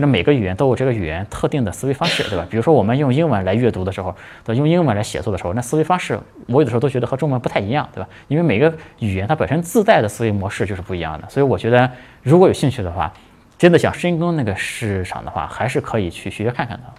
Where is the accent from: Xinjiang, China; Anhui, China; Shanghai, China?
Shanghai, China; 比如说我是从上海过来的，上海呢好像只有一个学校是。有这个印尼语这个专业的